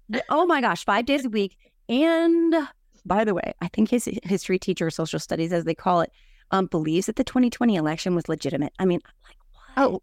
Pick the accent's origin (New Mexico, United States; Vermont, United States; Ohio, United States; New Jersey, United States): New Jersey, United States; I'm from New Jersey. I, I don't have a Southern accent